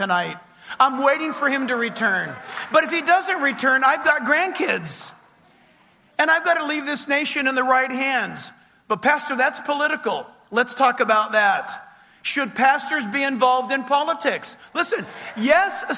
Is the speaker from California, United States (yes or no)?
yes; California, United States; I hail from the People's Republic of California